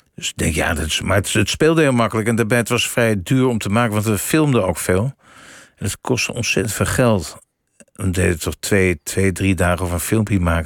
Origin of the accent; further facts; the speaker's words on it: Amsterdam, North Holland, Netherlands; Ik kom uit Amsterdam